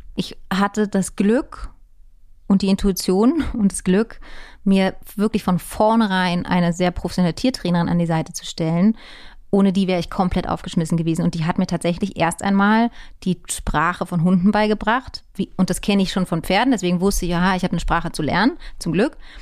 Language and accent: German; Berlin, Germany; ich bin in Hohenschönhausen und in Mitte und Prenzlauer Berg groß geworden